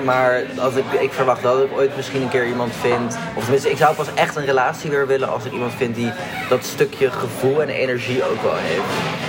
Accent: Netherlands; also born or lived in Spain; We zijn wel hier geboren en we hebben een Nederlandse ouder en een niet-Nederlandse ouder.

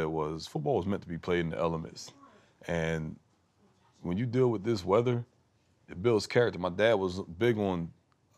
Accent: right outside of Philly, New Jersey, United States; moved away as an adult; also born or lived in Iowa; now in Green Bay, United States; I'm from New Jersey, grew up right outside of Philly

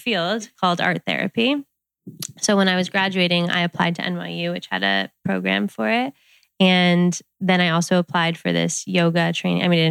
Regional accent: Westchester, New York, United States; moved away as an adult; also born or lived in Boulder, Colorado; now in Santa Monica, United States; I grew up in Westchester, New York

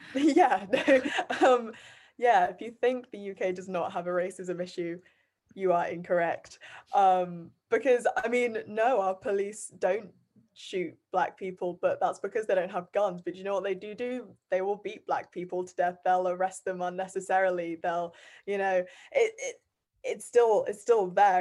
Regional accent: Bath, South West England, United Kingdom; also born or lived in Guernsey; I'm from Bath

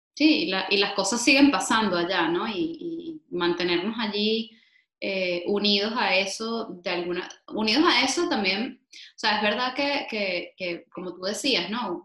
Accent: Venezuela; now in Spain; como venezolanos, estemos donde estemos

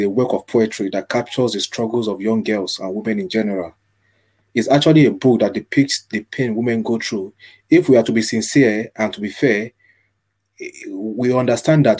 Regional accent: Nigeria; moved away as an adult; also born or lived in Manchester, United Kingdom; now in Ireland; I was born in Nigeria. That's my birth country.

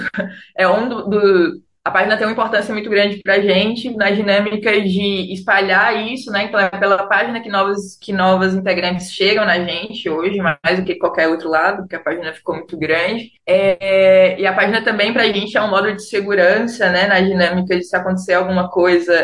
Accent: Fortaleza, Ceará, Brazil; moved away as an adult; now in Rio de Janeiro, Brazil; nesse tempo eu estava morando no Rio, mas eu sou de Fortaleza

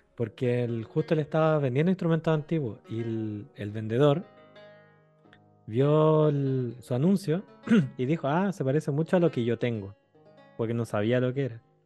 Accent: Chile; moved away as an adult; now in France; Le dije, de Chile

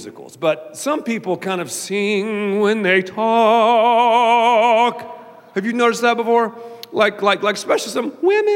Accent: the South, United States; I'm from the South

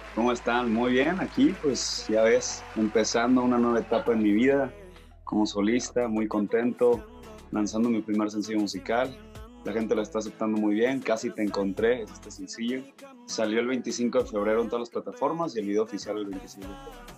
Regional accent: Hermosillo, Sonora, Mexico; moved away as an adult; now in Mexico City, Mexico; yo soy de Hermosillo, Sonora, desde chiquito siempre he escuchado el regional

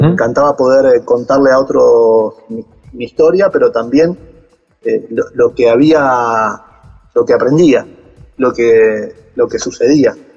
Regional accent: Caseros, Buenos Aires Province, Argentina; yo soy de Buenos Aires, de la zona de Caseros, partido 3 de febrero

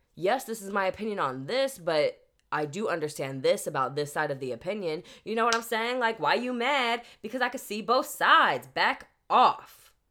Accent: Wood River, Illinois, United States; moved away; Wood River, which is my hometown

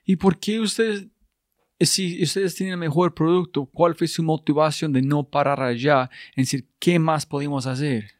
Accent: United States; now in Colombia; soy gringo

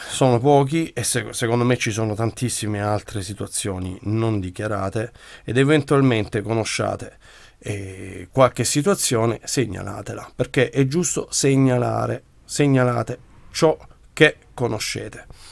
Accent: Brindisi, Apulia, Italy; come genitore, come pugliese, come brindisino e come italiano

